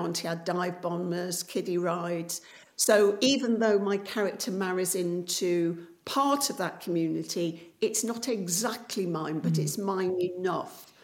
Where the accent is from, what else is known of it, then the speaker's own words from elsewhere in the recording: Coalville, East Midlands, United Kingdom; my hometown of Colville in Leicestershire, which is a former pit town.